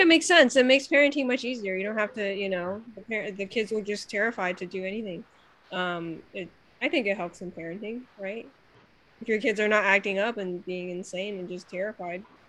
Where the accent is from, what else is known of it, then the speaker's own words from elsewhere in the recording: China; now in United States; I grew up in China in like the 90s